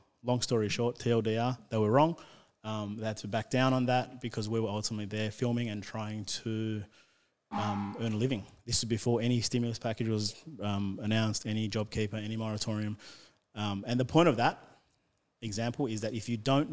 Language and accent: English; Sydney, New South Wales, Australia; I'm from Western Sydney